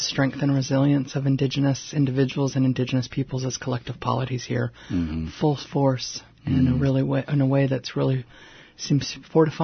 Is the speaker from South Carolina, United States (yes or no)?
no; Southern California, United States; also born or lived in Los Angeles, United States / Orange County, United States; now in Connecticut, United States; Southern California, where I was born and raised